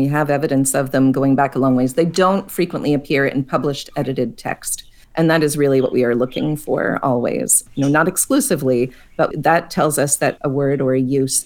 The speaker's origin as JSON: {"language": "English", "town": "Pittsburgh", "region": "Pennsylvania", "country": "United States", "tie": "born or raised there", "said": "I grew up in Pittsburgh. We would say yins."}